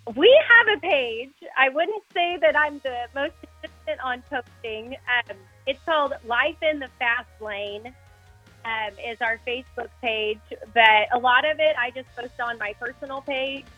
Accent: Fort Supply, Oklahoma, United States; now in Goddard, United States; I was actually born and raised in Fort Supply, Oklahoma

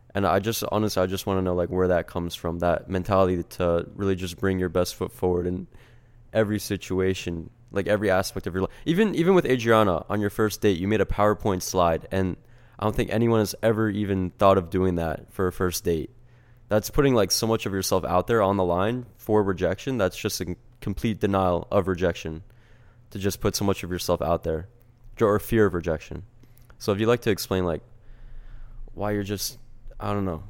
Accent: New Jersey, United States; We're from New Jersey

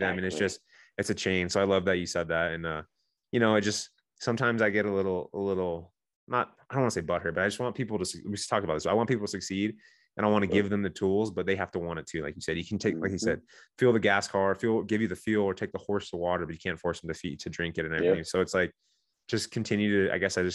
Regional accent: San Diego, California, United States; I'm from Southern California, I'm from San Diego where the SEALs train.

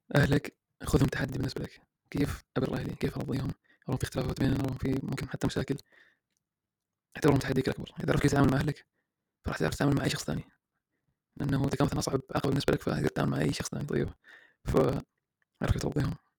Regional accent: Iraq; أنا عراقي

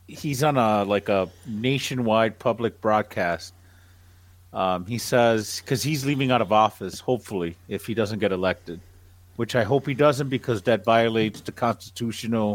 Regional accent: Nicaragua; I'm from Nicaragua

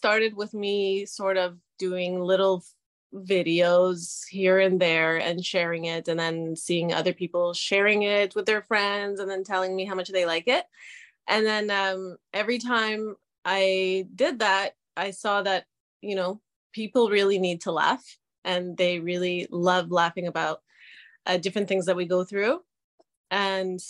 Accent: Canada; also born or lived in Israel; I was born in Israel and I lived in Canada for most of my life.

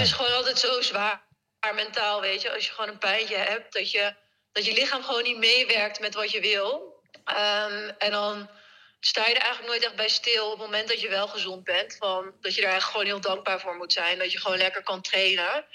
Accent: Netherlands; een race in ons thuisland

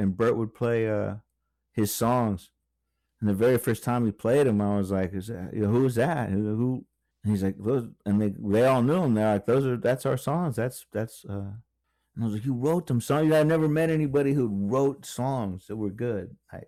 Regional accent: Virginia Beach, Virginia, United States; also born or lived in Lakeland, Florida; But yeah, I grew up in Virginia Beach when I was a little kid. And then we moved to Lakeland, Florida.

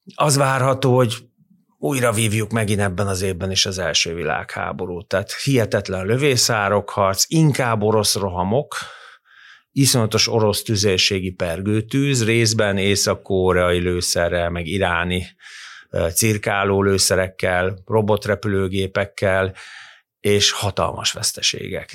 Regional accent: Hungary

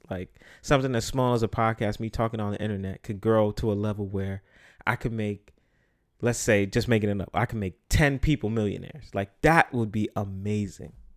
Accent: New York City, New York, United States; I'm from the Bronx

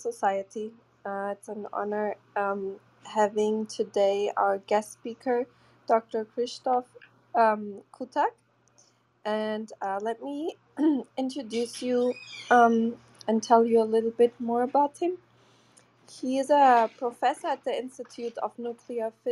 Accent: Portugal; I'm originally from Portugal

